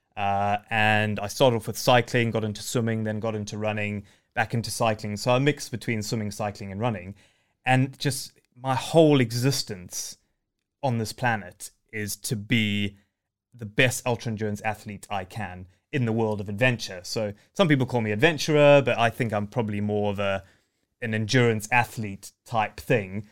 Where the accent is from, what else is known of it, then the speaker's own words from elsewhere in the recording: Zimbabwe; moved away; I was born in Zimbabwe, uh, it, to a game ranger dad who used to live in the bush